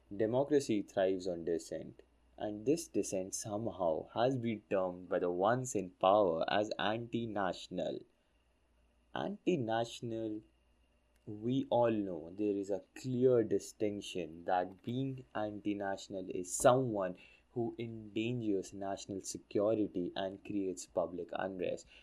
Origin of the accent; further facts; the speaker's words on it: India; my home country, India.